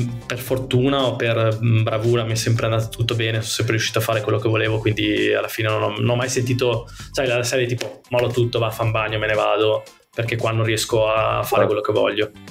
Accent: Veneto, Italy; moved away; da, da Veneto, ovviamente. esatto, essendo Veneto.

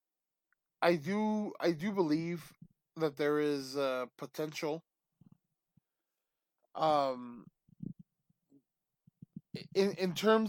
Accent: United States; as an American

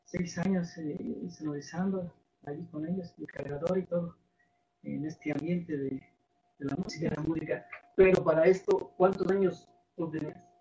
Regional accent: Santa María Jolopan, State of Mexico, Mexico; soy originario aquí de Santa María Jolopan municipio de Post, Estado de México

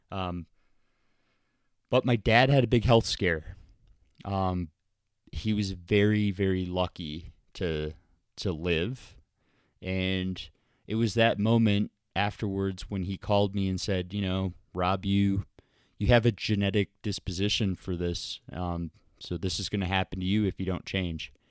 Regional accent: Columbus, Ohio, United States; also born or lived in Birmingham, Michigan / Milwaukee, Wisconsin / Tampa, Florida; I played hockey and golf growing up in the Midwest in Ohio. I was born in Columbus, moved to Birmingham, Michigan, Milwaukee, Wisconsin, and then Tampa, Florida, and then went to college at Ohio University.

